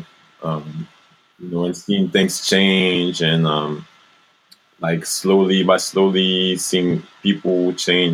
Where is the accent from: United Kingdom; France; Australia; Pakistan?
France; moved away; I grew up in France and then I travel in the States and Brazil and all around Africa